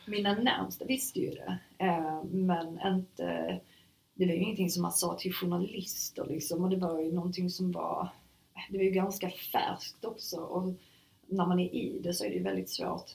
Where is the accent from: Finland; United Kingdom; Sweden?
Sweden; also born or lived in Germany; jag var enda svensk